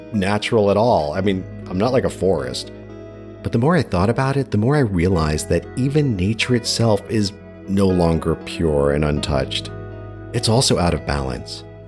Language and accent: English; New York, United States; earlier in life as a New Yorker